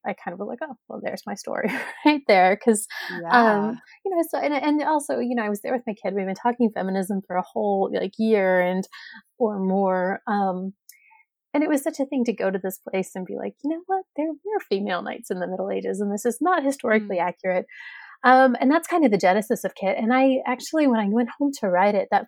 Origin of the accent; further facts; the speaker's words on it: East Tennessee, United States; moved away as an adult; also born or lived in Milwaukee, Wisconsin; now in Wisconsin, United States; I grew up in Tennessee, East Tennessee